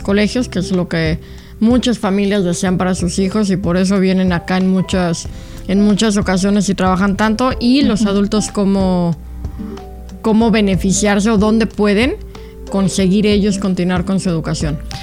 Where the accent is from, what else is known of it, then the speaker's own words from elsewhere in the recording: Mexico; now in United States; venimos de México